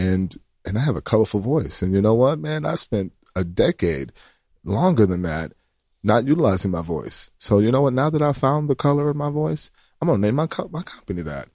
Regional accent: Graceville, Florida, United States; I'm from Graceville, Florida, which is, uh, a small town

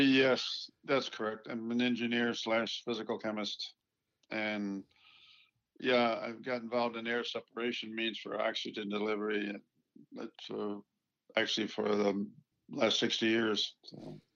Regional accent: Buffalo, New York, United States; was born in Buffalo, so I'm not very far from Toronto

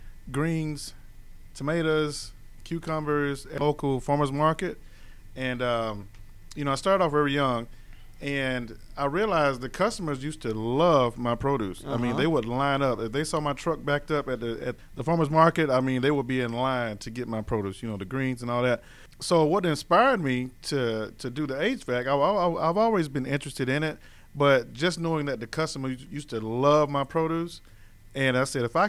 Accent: Ray, Georgia, United States; my hometown, which is Ray, Georgia

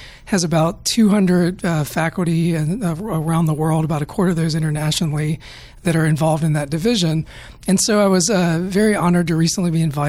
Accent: North Carolina, United States; now in Atlanta, United States; I'm from North Carolina originally

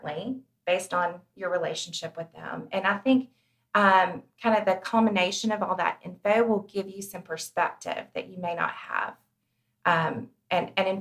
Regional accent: Chattanooga, Tennessee, United States; moved away as an adult; I grew up in Chattanooga, but I've been gone for many years. And I had recently moved back

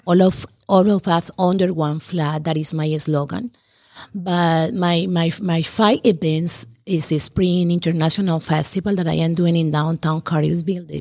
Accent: Colombia; English is a second language; moved away as an adult; now in Taylorsville, United States; I was born in Colombia

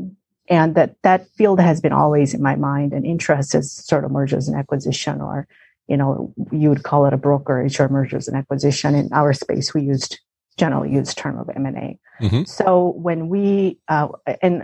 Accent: South Korea; moved away as an adult; now in United States; I grew up in South Korea

